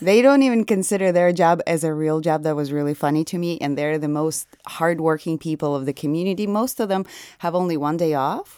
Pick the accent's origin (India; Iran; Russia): Russia; Nizhny Novgorod Oblast; moved away; I'm from Nijni Novgorod